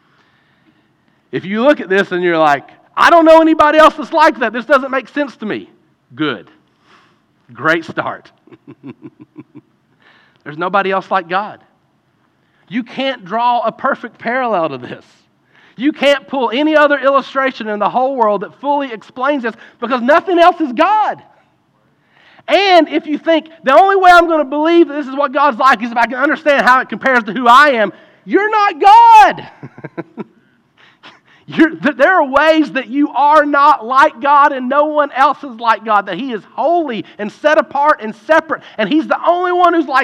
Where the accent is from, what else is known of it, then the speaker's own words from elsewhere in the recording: Eastern Kentucky, United States; growing up in Eastern Kentucky, you grew up with a basketball in your hand